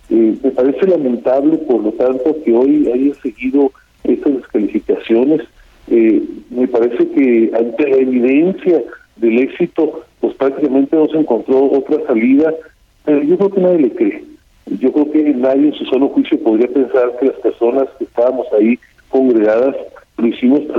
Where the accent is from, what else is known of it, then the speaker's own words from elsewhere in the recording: Mexico; de nuestro futuro como mexicanos.